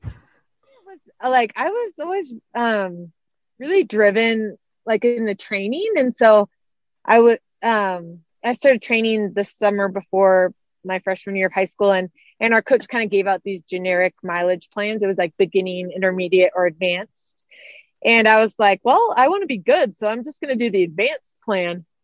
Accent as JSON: {"language": "English", "town": "Santa Rosa", "region": "California", "country": "United States", "tie": "born or raised there", "also_born_or_lived": "Arizona", "moved": "yes", "said": "I grew up in Santa Rosa, um, California, so Northern California"}